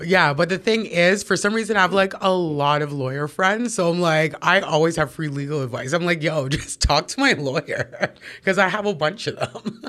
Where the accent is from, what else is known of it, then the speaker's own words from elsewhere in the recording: Toronto, Ontario, Canada; Born and raised, I grew up in Parkdale.